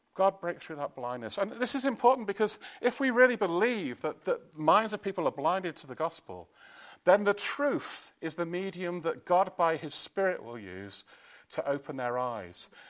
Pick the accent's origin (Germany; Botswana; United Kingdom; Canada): United Kingdom; Chester, North West England; I come from Chester